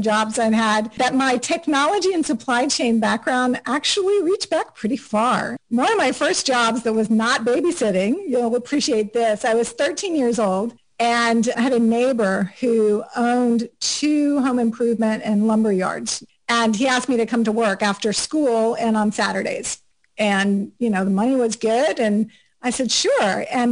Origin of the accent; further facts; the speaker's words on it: South Florida, United States; moved away as an adult; also born or lived in Auburn, Alabama / Atlanta area; now in Atlanta, United States; I grew up in South Florida